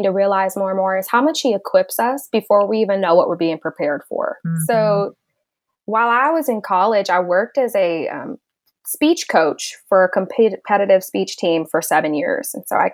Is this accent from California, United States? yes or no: yes; Southern California, United States; I've grown up in Southern California all of my life